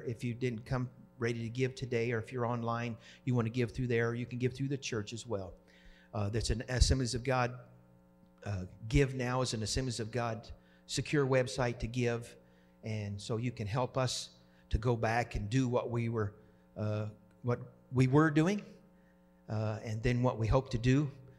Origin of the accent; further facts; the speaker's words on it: Oklahoma, United States; now in Wisconsin, United States; I wasn't raised in Wisconsin, and I didn't grow up here. And I grew up in Oklahoma, and it's college football.